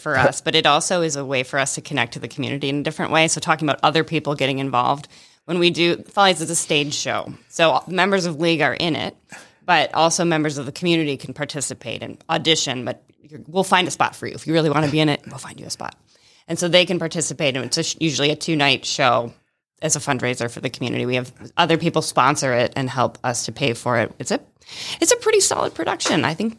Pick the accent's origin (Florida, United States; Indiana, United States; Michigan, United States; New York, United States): Michigan, United States; moved away as an adult; also born or lived in Atlanta, Georgia; now in Rome, Georgia, United States; I'm originally from Michigan.